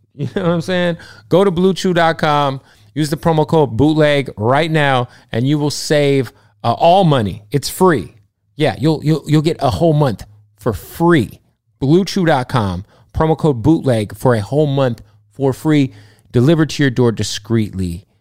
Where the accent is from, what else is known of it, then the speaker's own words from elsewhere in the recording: Arizona, United States; I'm from, I'm from Arizona